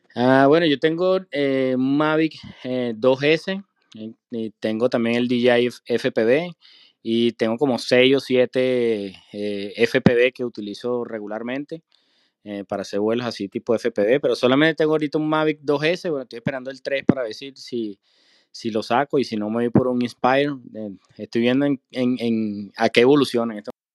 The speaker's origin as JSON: {"language": "Spanish", "country": "Venezuela", "moved": "as an adult", "lives_now": "United States", "said": "yo soy de Venezuela también"}